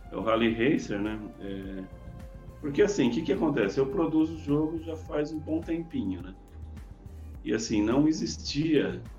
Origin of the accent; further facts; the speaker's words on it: São Paulo, Brazil; eu, eu sou de São Paulo, mas eu mudei para o interior, era uma cidade pequena, não, não existia recurso, não tinha curso de informática.